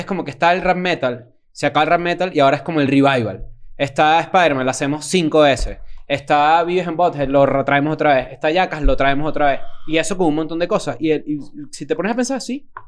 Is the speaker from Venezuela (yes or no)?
yes; Venezuela; moved away; soy latinoamericano